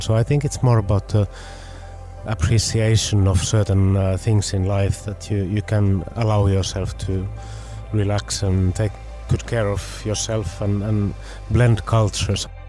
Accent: Finland; we come from Finland

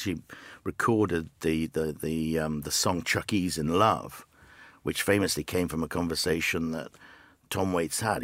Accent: the Northeast, North East England, United Kingdom; moved away as an adult; now in Los Angeles, United States; I grew up in the Northeast

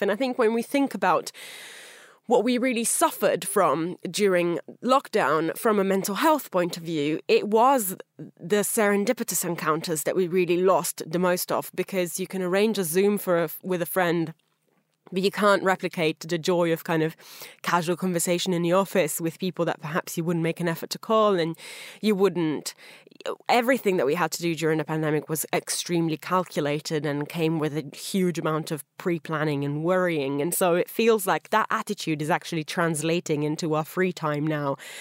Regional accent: Italy; moved away; my home country of Italy

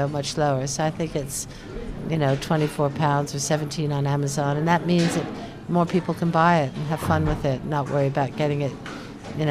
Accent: United States; now in London, United Kingdom; it's my own country, the United States

